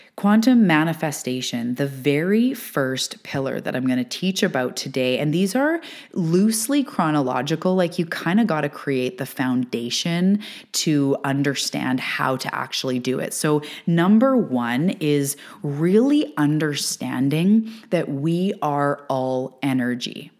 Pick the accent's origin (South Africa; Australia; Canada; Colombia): Canada; I am a Canadian living on the West west coast of Canada